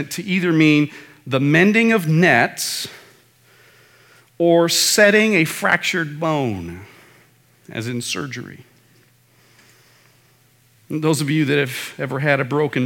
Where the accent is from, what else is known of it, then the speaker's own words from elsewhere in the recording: Midwest, United States; moved away; back in the Midwest, when I was growing up in the Midwest